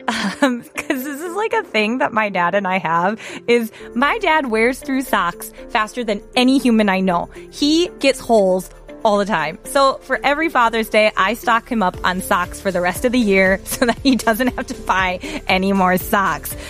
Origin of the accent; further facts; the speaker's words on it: United States; As an American